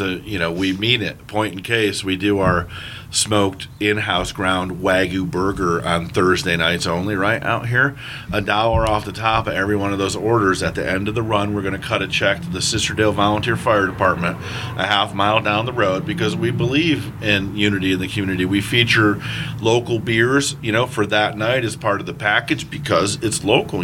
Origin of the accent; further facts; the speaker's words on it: East Coast, United States; I'm a Yank. I come up back east